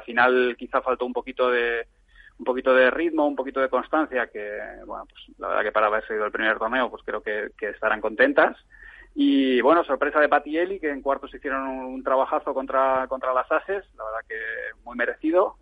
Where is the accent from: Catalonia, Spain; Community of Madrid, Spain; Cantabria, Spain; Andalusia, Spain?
Community of Madrid, Spain; Madrid; yo soy de Madrid